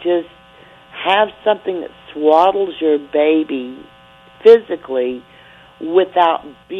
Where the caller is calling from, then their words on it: Mississippi, United States; I am calling from Mississippi.